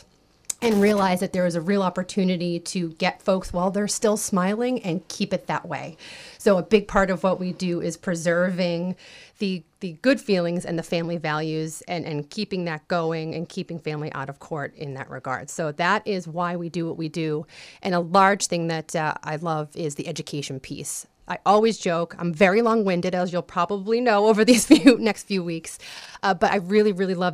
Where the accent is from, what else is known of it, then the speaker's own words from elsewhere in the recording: South Shore, Massachusetts, United States; I grew up on the South Shore.